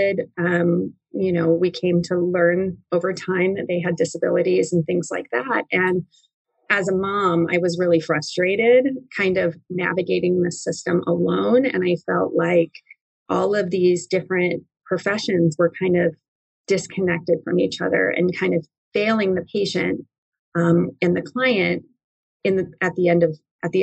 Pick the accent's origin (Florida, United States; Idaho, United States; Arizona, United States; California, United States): California, United States; Highland; moved away; I grew up in a smallish town in Southern California called Highland, California